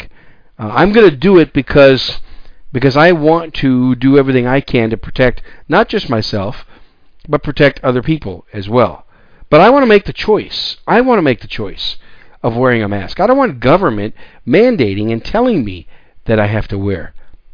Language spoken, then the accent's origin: English; Wisconsin, United States; also born or lived in New York City, United States; now in San Antonio, United States; I was born in New York City, raised most of my young life in Wisconsin. I call Wisconsin home.